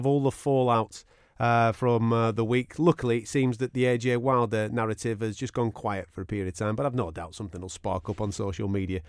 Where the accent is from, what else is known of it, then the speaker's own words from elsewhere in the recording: United Kingdom; us as British fight fans